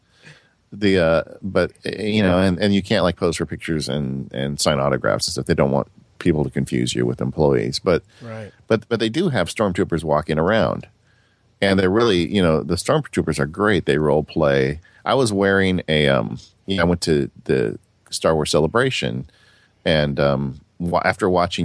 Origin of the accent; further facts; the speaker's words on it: Southern California, United States; I'm from California